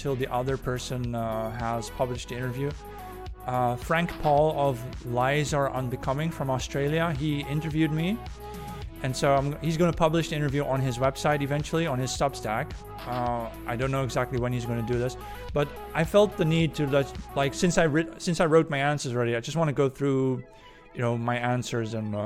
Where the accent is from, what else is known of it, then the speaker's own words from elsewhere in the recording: the Catholic South of the Netherlands, southern Netherlands, Netherlands; moved away as an adult; also born or lived in Germany / Sweden / Hungary; I was born and raised in the Catholic South of the Netherlands